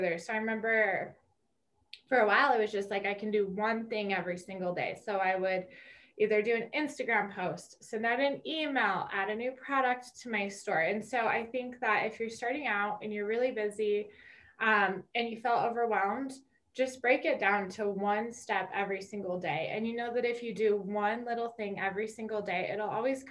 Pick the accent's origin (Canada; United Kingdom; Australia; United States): United States; Wyoming; now in Colorado Springs, United States; I'm originally from Wyoming